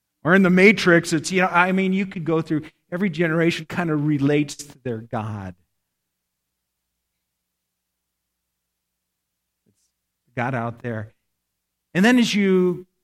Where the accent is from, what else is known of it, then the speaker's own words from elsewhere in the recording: Nebraska, United States; I grew up in Nebraska. I'm a Cornhusker. Grew up in a little town